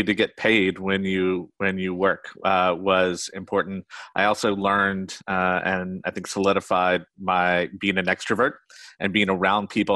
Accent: Roanoke, Virginia, United States; Roanoke, Virginia, Star City of the South

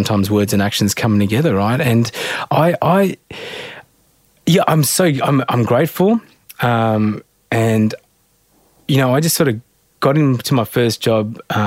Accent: Australia; I'm really proud and blessed to be an Australian, born and bred in Australia

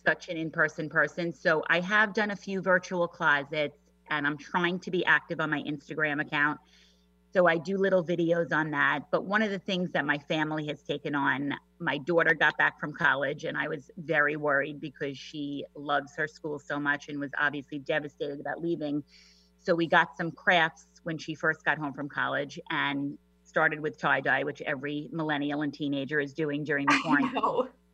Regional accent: New York, United States; accent: New York; moved away as an adult; now in Washington, United States; I'm a native New Yorker, if you couldn't tell from my accent

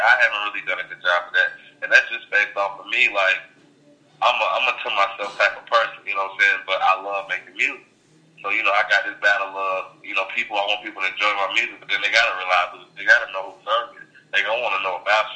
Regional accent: North Carolina, United States; I'm from North Carolina

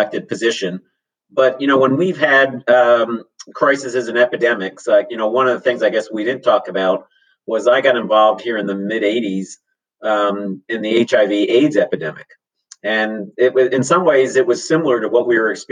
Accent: Harrisburg, Pennsylvania, United States; now in Santa Cruz, United States; I was 14 years old growing up in Harrisburg, Pennsylvania

